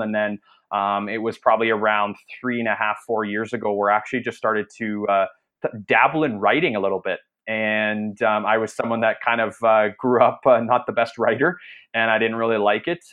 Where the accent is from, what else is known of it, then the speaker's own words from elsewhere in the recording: Canada; I'm I'm Canadian, so I'm actually uh, north of the border.